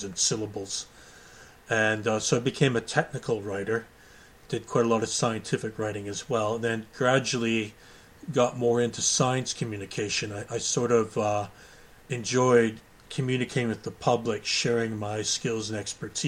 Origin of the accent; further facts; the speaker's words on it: Goderich, Ontario, Canada; moved away as an adult; also born or lived in United Kingdom; I was born in Goderich, Ontario, Canada.